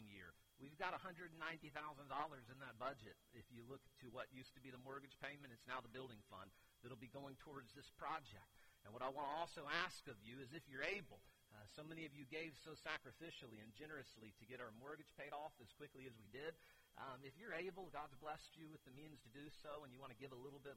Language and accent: English; Keystone, United States; I'm from Keystone